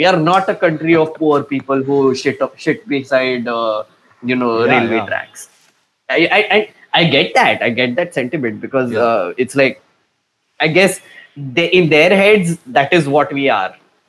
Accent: Nagpur, Maharashtra, India; I'm from Nagpur.

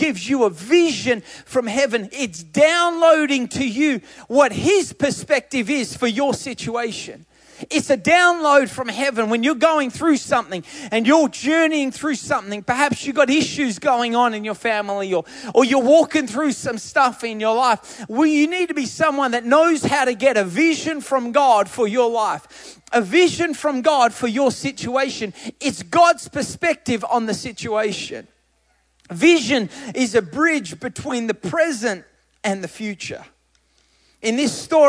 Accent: Australia; I'm Australian

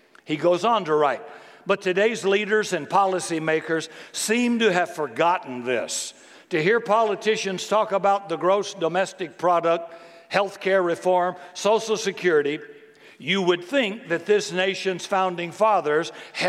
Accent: Seattle, Washington, United States; which one of my values, learned during my growing up in Seattle and practiced during my career as a university professor, were the most conducive to my happiness.

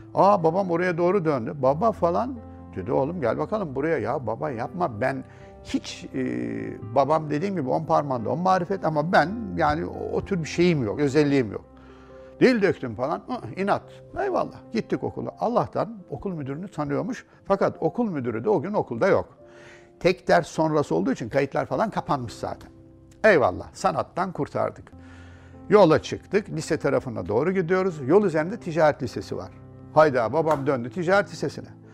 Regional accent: Ordu, Turkey; moved away as an adult; also born or lived in Istanbul; Rahmetli dedemin e, büyük diyebileceğim evinde doğdum

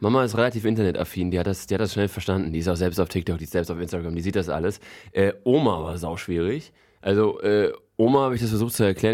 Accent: Frankfurt, Hesse, Germany; now in Berlin, Germany; Ich komme ja eigentlich aus Frankfurt

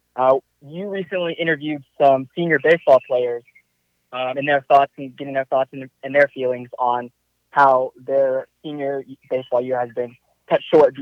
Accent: Fayetteville, Arkansas, United States; also born or lived in Plano, Texas; I was born in Plano. I've lived in Fayetteville for most of my life

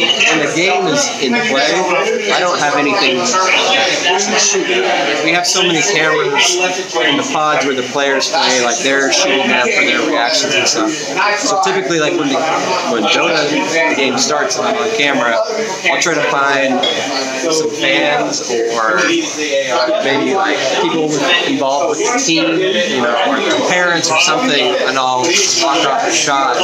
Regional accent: Seattle, Washington, United States; I'm from Seattle, Washington

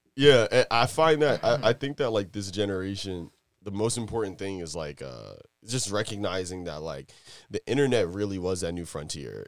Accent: Virginia, United States; also born or lived in New York; I'm originally from New York, but I grew up in Virginia. So, like, I got to literally, I guess, like you know, I was in New York and at like eight years old, I came down here

